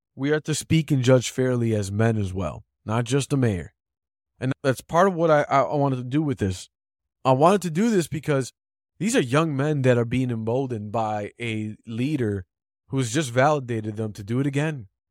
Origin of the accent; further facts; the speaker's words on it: Chicago, Illinois, United States; I'm a Chicagoan